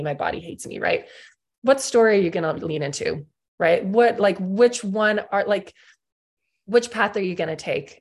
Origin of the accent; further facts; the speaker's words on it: South Africa; I grew up in South Africa